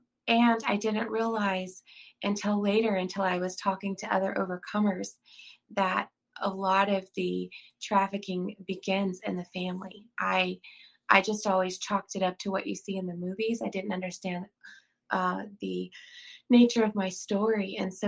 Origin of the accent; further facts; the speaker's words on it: Austin, Texas, United States; born there; now in South Carolina, United States; I'm a native Texan. I was born in Austin. I did not grow up there. I moved around quite a bit.